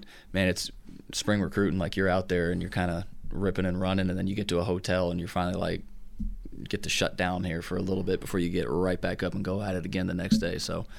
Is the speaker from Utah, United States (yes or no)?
no; Southern California, United States; moved away as an adult; also born or lived in Oklahoma; now in Tennessee, United States; Growing up in Southern California, it was when I went to Oklahoma, it was interesting to hear people say, like, yeah, I've been to the beach a couple times, because that's just like what we did.